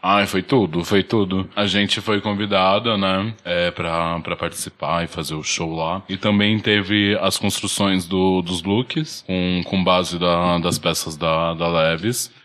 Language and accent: Portuguese; Brazil; na minha quebrada, como eu passei maior parte da minha vida